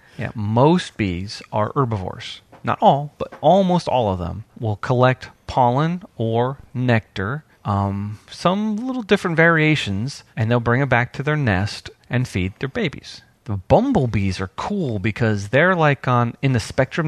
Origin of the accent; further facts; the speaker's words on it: New York, United States; now in Georgia, United States; when I was growing up in New York. But when I came down to Georgia